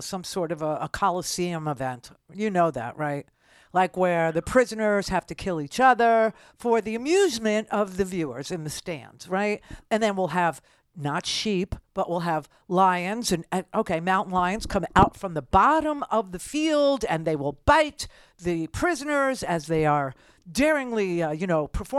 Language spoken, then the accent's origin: English; New York City, New York, United States; I'm from Brooklyn.